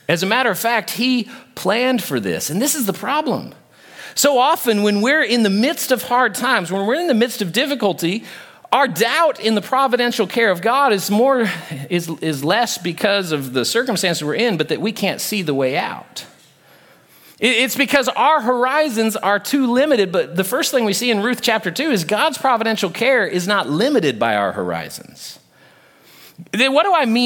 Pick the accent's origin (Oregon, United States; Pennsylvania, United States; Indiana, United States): Oregon, United States; moved away; I was born in Oregon